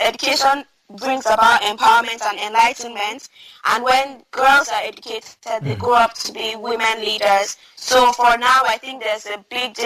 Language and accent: English; Northern Nigeria, Nigeria; I come from Northern Nigeria